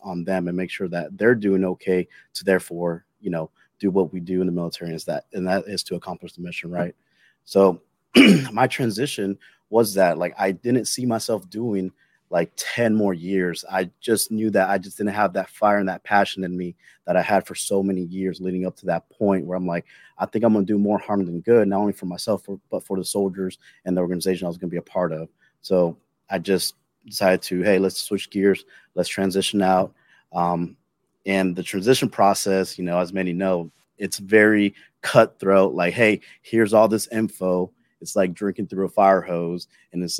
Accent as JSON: {"language": "English", "town": "Jacksonville", "region": "Florida", "country": "United States", "moved": "as an adult", "said": "I'm originally from the Jacksonville area, so I knew I wanted to go back home"}